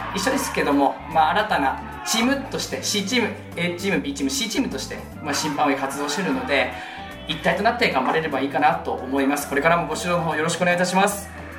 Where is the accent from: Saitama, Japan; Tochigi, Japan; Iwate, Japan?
Iwate, Japan; moved away as an adult; now in Sendai, Japan; もともと地元が岩手でで仙台大学のためにまあこっちに来た